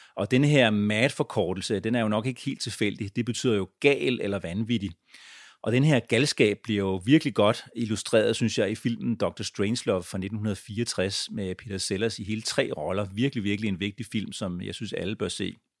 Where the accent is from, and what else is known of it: Denmark; born or raised there; also born or lived in United States